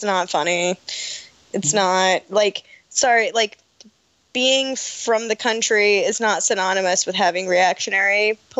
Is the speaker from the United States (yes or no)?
yes; Appalachia, United States